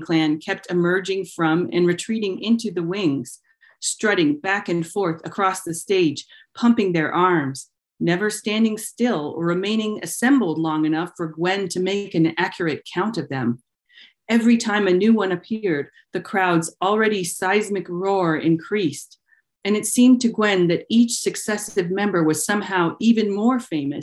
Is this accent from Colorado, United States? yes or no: yes; Denver, Colorado, United States; I grew up in Denver during the era of court-ordered busing for racial integration.